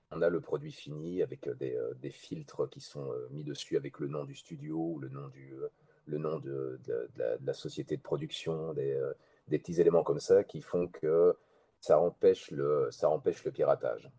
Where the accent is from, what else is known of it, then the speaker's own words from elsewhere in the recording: Belgium; chez nous en Belgique